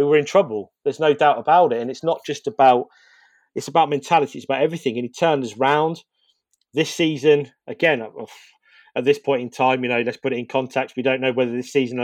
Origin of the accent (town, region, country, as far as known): Northampton, East Midlands, United Kingdom; born or raised there